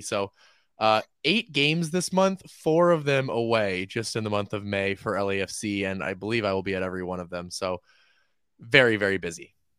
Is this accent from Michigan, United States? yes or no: no; Oakland, California, United States; now in Los Angeles, United States; I'm from Oakland